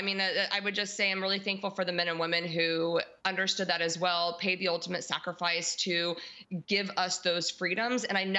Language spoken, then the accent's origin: English; United States; As a believer and as American